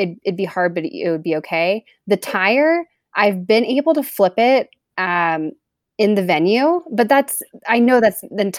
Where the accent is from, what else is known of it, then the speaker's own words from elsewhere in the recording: Texas, United States; also born or lived in Louisiana; I was born in Louisiana, but moved to Texas when I was like 3 years old. So grew up in Texas, went to college in Texas, spent about 20 years there.